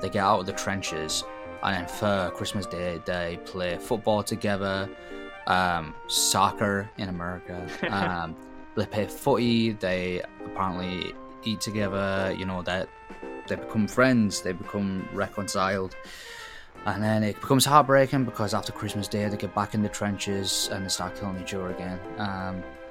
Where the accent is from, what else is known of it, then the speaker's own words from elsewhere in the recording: England, United Kingdom; moved away; we've sang it a bunch of times in primary school, as all people did our age, growing up in England